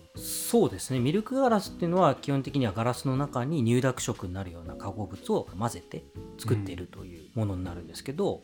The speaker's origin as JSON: {"language": "Japanese", "region": "Saga", "country": "Japan", "tie": "born or raised there", "moved": "yes", "lives_now": "Tokyo, Japan", "said": "僕は佐賀出身なんで"}